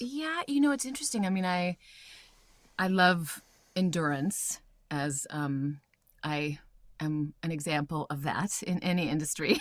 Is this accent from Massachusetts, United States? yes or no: no; Iowa, United States; also born or lived in Albuquerque, New Mexico; I was born in Albuquerque, and then, but so, sort of simultaneously grew up in Iowa as well